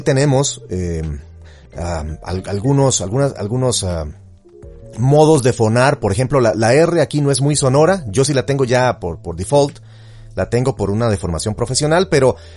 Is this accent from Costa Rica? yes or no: yes; Costa Rica; also born or lived in Chile; en Costa Rica es donde tenemos un acento